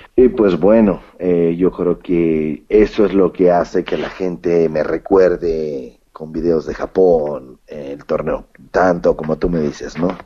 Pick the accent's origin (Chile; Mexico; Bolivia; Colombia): Mexico; en México, en mi país